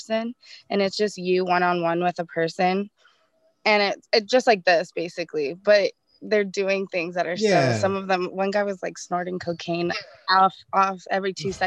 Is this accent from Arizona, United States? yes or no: yes; Arizona, United States; I grew up in Arizona